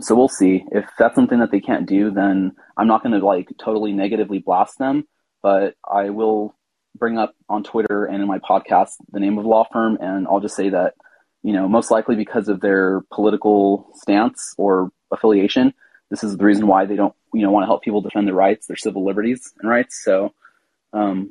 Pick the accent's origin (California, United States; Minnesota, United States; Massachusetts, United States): California, United States; I'm from California.